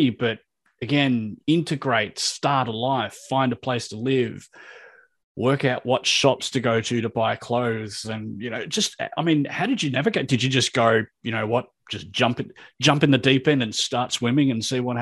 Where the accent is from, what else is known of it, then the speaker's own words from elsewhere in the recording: Australia; first language English; I'm Australian.